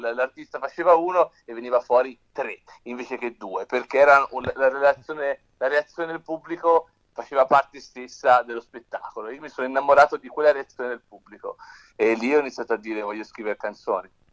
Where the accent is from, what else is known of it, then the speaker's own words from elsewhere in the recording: Tuscany, Italy; noi siamo toscani